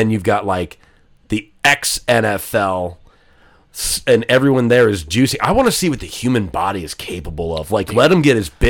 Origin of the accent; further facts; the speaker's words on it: Rockford, Illinois, United States; also born or lived in Nebraska; the Rockford Peaches, my hometown.